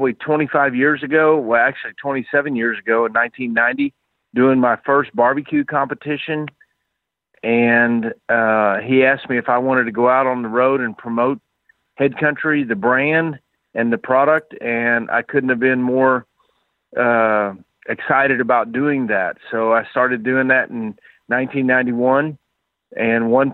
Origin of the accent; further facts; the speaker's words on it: Houston, Texas, United States; moved away as an adult; now in Ponca City, United States; I grew up in Texas, Houston, Texas